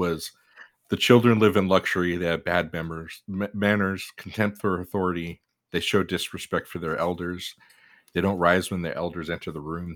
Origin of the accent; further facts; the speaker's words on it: United States; we're American. We live the U S